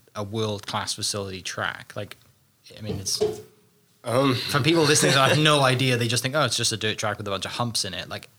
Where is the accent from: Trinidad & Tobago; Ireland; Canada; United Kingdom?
United Kingdom; Wales; moved away; growing up in Wales where it rained all the time